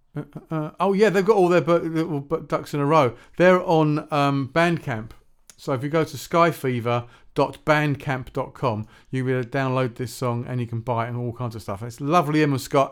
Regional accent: Shepperton, South East England, United Kingdom; I grew up in Shepperton, uh, which is not far from Staines.

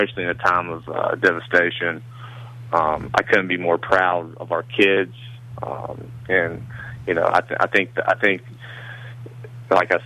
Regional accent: South Charleston, West Virginia, United States; I'm from South Charleston. I live in South Charleston

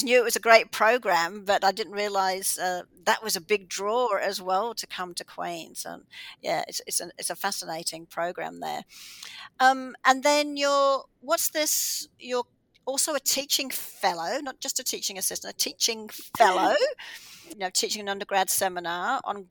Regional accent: Australia; now in Canada; I'm from Australia

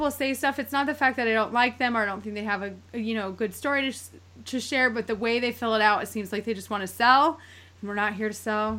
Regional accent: East Coast, United States; I'm from the East Coast. So I'm like East Coast girl. I've never been anywhere else in my entire life.

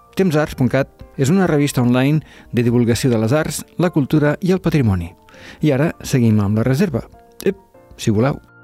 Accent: southern Catalonia, Spain; jo vinc del sud, de la Catalunya Nova

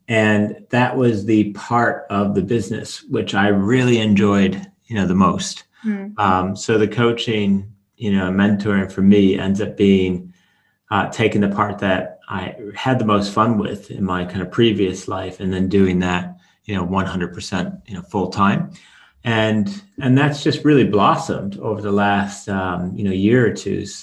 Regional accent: Chicago, Illinois, United States; moved away; also born or lived in Norway; I'm half Norwegian, half American. Um, uh, from the age of about five, I grew up in Chicago

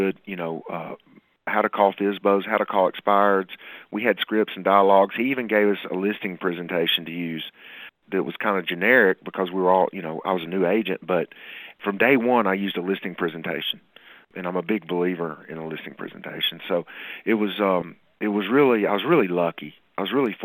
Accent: Murfreesboro, Tennessee, United States; here in Murfreesboro, my hometown

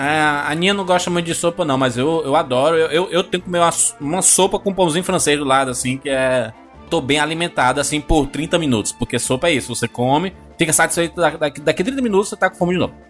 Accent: Northeast Region, Brazil

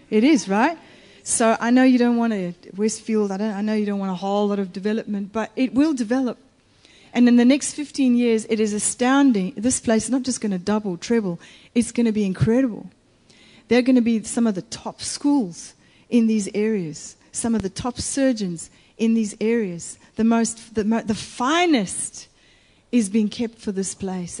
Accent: Italy; also born or lived in United States; In Italy

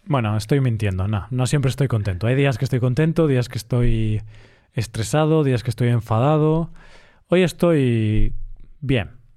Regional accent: Galicia, Spain; yo soy de Galicia, Galicia está muy cerca de Portugal, y además en Galicia hablamos gallego también

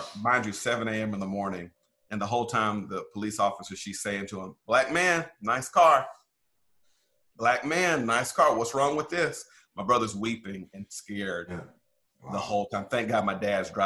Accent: Pearl, Mississippi, United States; now in Indian Wells, United States; I grew up in the South, Black church tradition. Pearl, Mississippi is where I come from

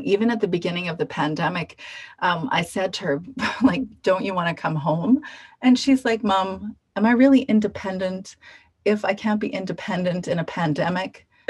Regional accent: Canada; Ironically, American history was a big one as a Canadian.

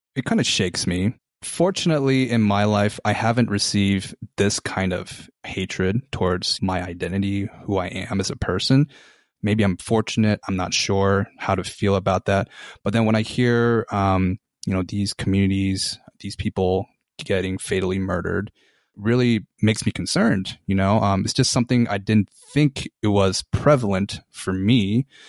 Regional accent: Salt Lake City, Utah, United States; I was born here in Salt Lake City and identify as an Asian American male

